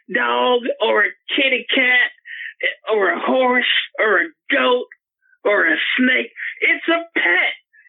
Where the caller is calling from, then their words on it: Oklahoma City, Oklahoma, United States; I'm calling from Oklahoma City.